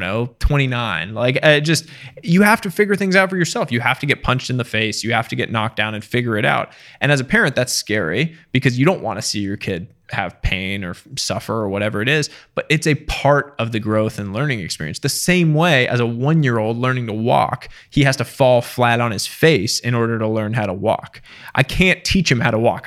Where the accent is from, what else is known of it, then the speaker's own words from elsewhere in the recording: small town outside Boston, Massachusetts, United States; also born or lived in India; now in Westchester, United States; middle class, uh, small town outside Boston